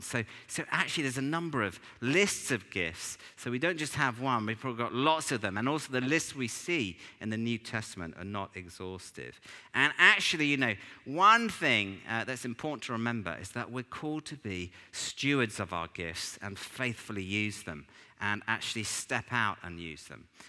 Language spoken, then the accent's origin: English; England, United Kingdom; we're English